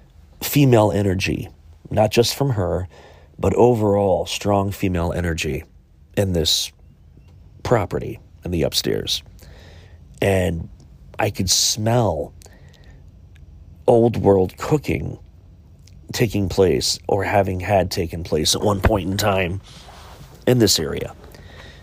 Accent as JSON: {"language": "English", "town": "Chillicothe", "region": "Ohio", "country": "United States", "tie": "born or raised there", "said": "my hometown of Chillicothe, Ohio"}